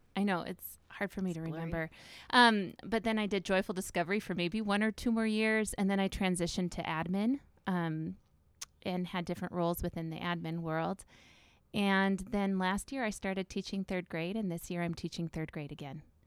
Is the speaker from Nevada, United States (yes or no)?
no; Northwest Iowa, United States; I grew up in Northwest Iowa